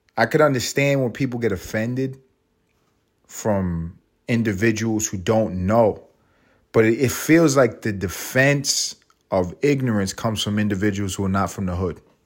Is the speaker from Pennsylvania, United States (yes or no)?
no; New York City, New York, United States; moved away as an adult; now in Los Angeles, United States; I'm from Harlem.